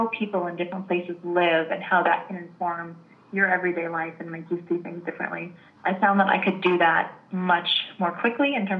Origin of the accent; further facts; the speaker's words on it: United States; also born or lived in Italy; I'm American. I'm not actually Italian.